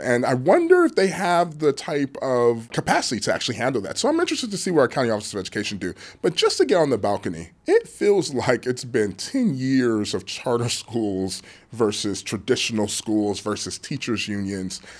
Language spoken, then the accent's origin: English; Los Angeles, California, United States; my hometown, sunny Los Angeles